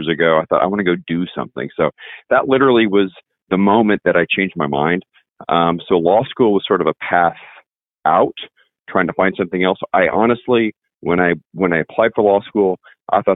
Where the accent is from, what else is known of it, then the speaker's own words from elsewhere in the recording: Indiana, United States; moved away as an adult; now in Texas, United States; I'm actually originally from Indiana. I guess I've been in Texas since about 1995, married a Texas girl